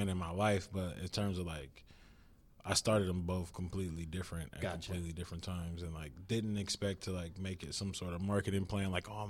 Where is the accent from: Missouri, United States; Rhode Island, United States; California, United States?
California, United States; Richmond; growing up in Richmond when I was like a young kid